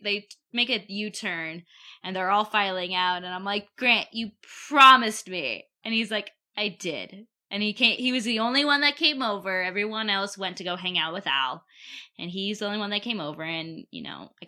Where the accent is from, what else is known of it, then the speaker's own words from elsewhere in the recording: Denver, Colorado, United States; Denver, my hometown